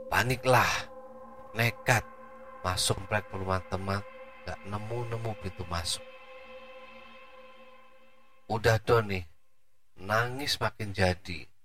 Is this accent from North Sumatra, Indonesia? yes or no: no; Surabaya, East Java, Indonesia; Sekedar info, saya orang Surabaya nggak hafal nama jalan yang hafal cuma arah dan ancer-ancer saja.